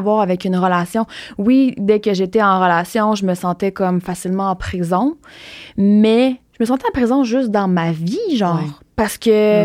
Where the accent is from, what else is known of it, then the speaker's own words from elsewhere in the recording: Rimouski, Quebec, Canada; je viens de Rimouski